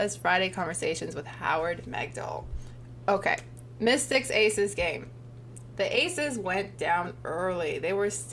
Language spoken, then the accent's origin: English; Toronto, Ontario, Canada; we're both from Toronto